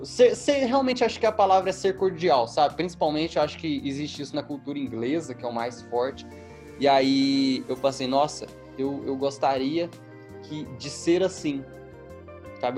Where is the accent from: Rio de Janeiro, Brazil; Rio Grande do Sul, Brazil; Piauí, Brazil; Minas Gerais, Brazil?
Minas Gerais, Brazil; Eu sou mineiro